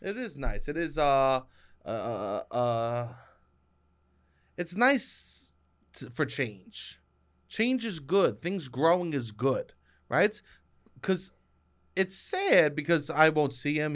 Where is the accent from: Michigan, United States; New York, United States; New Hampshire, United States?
New York, United States; Me as a city boy, I like to co-, like, my, because I'm from New York